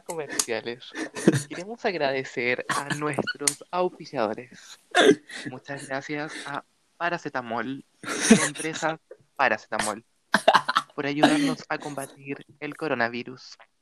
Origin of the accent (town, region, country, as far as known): Chile